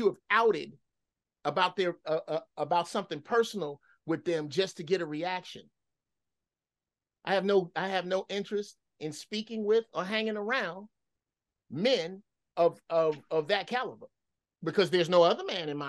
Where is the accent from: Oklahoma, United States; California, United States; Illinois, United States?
Illinois, United States; Chicago; we're from Chicago.